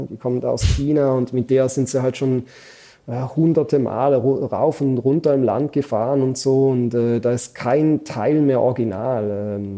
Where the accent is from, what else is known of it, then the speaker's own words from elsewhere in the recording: Switzerland; als Schweizer äh, und auch Deutsch, man motzt ja dann immer gerne, wenn Sachen nicht so funktionieren